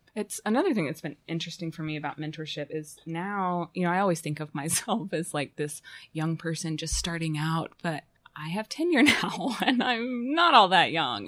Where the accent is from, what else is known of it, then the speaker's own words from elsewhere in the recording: Fayetteville, Arkansas, United States; moved away as an adult; also born or lived in Chicago; I was born in Fayetteville, um, and stayed here until nineteen ninety-nine